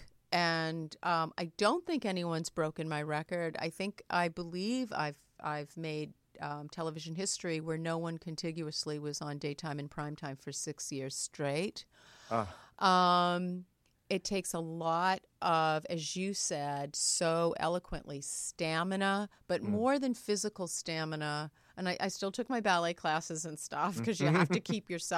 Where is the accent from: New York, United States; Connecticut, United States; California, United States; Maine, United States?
Maine, United States; I'm from Maine. We were farmers